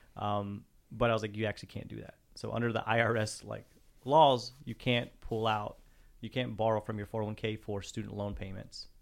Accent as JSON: {"language": "English", "town": "Pecos", "region": "Texas", "country": "United States"}